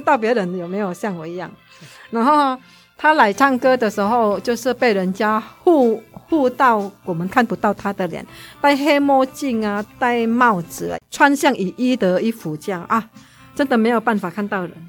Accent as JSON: {"language": "Chinese", "country": "Indonesia", "moved": "as an adult", "lives_now": "Taiwan", "said": "因为在印尼你要当老师，你就有读专门当老师的，嗯，我们那边是有一个像师范大学嘛"}